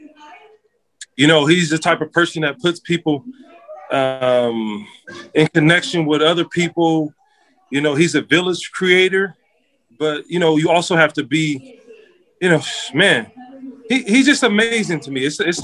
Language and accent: English; Stockton, California, United States; also born or lived in Los Angeles; now in Southern California, United States; growing up in Stockton, you know, the family tree is really big